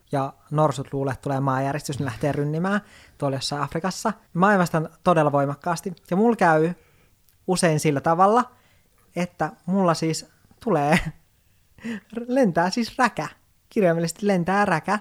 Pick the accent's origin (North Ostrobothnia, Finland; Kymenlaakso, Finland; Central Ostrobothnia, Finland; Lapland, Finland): Lapland, Finland; moved away; olen Lapista kotoisin